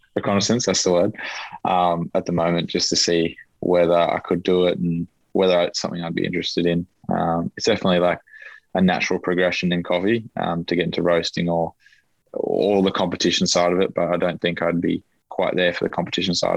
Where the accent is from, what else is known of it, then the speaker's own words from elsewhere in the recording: Queensland, Australia; growing up in Queensland, probably don't have it as much in a Tasmanian sense, but you grow up a lot with NRL